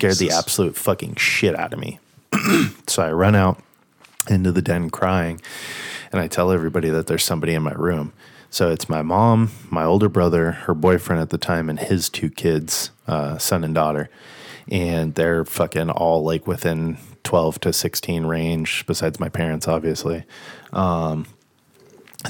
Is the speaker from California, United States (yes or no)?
yes; Rancho Cucamonga, California, United States; I was born in California, and most of my younger years I lived in Rancho Cucamonga